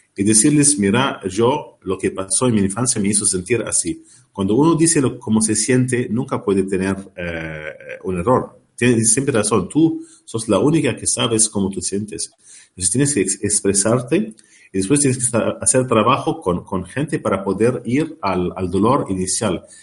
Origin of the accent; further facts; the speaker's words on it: Lebanon; now in Ireland; al Líbano, de donde yo vengo